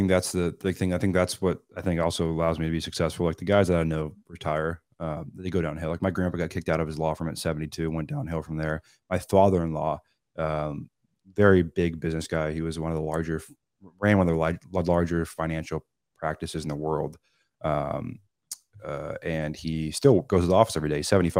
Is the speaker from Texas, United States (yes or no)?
no; Seattle, Washington, United States; I'm not a Southern California kid. I'm from Seattle.